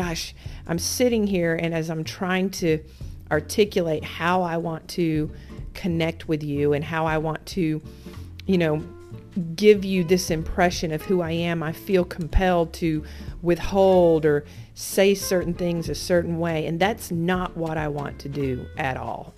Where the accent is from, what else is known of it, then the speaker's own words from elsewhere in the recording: Alabama, United States; moved away as an adult; also born or lived in North Carolina; I'm just a redneck girl from Alabama. I grew up in Alabama.